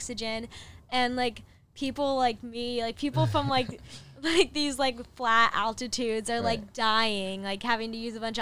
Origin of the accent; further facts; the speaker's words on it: Chicago, Illinois, United States; moved away as an adult; also born or lived in Upper Peninsula, Michigan; now in Los Angeles, United States; I lived in Chicago area